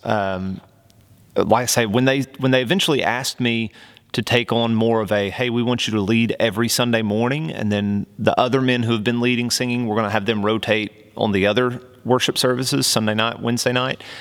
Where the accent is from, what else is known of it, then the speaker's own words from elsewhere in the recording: Oklahoma, United States; accent: twang; I grew up right on the border between Oklahoma and Texas. So you might hear a little bit of that twang come out every now and again